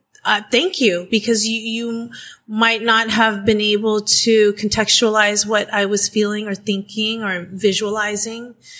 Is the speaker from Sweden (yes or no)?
no; Philippines; And so being Filipino is interesting because, to use Miguel's word earlier, we do assimilate very, very well in different communities.